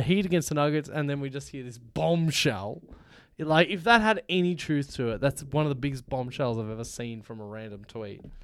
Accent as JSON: {"language": "English", "country": "Australia", "said": "we're from Australia"}